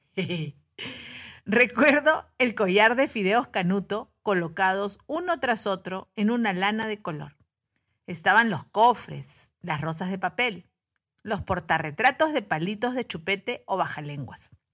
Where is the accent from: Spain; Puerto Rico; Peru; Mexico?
Peru; En Perú, que es mi país de origen